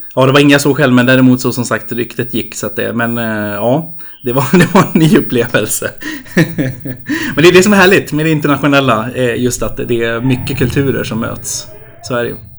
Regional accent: Uppsala, Uppsala County, Sweden; halvamerikan och halvjämtlänning men född och uppvuxen i Uppsala

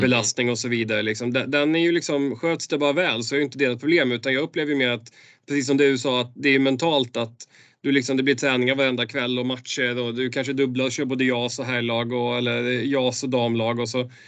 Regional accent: Borås, Västra Götaland, Sweden; jag kommer ner från Borås-trakten där

